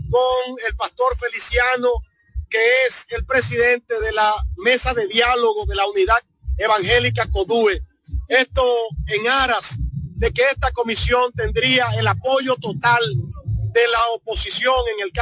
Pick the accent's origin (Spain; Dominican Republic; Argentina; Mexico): Dominican Republic; lo que nos corresponde a nosotros como dominicanos